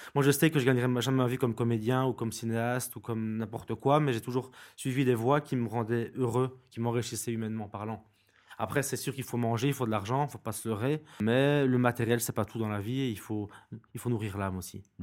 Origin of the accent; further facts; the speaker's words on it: Binche, Wallonia, Belgium; Je suis de Binche, donc j'ai grandi à Binche